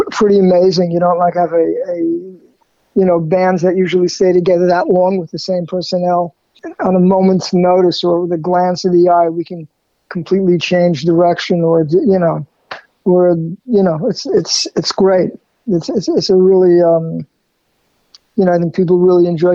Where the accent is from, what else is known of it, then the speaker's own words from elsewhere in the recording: New York City, New York, United States; I grew up in Queens, in there called Jackson Heights